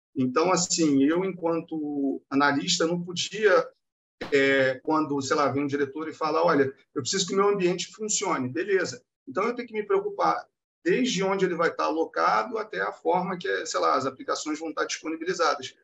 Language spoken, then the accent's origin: Portuguese; Rio de Janeiro, Brazil; eu sou daqui do Rio